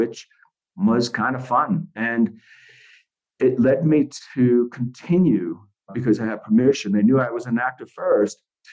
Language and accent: English; United States; moved away as an adult; also born or lived in London; I had an equity card as an American